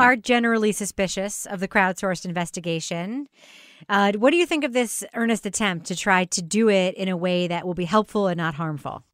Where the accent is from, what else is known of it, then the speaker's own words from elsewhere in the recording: Long Island, New York, United States; our shared memories growing up on Long Island